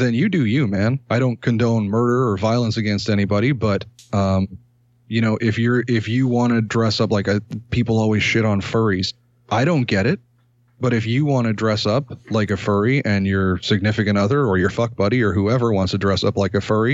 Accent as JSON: {"language": "English", "region": "Ontario", "country": "Canada", "also_born_or_lived": "Toronto", "said": "a Canadian content creator"}